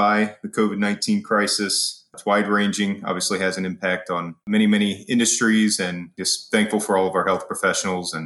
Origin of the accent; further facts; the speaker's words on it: Springfield, Ohio, United States; I'm from Springfield, Ohio. Small town just outside of Dayton, between Dayton and Columbus.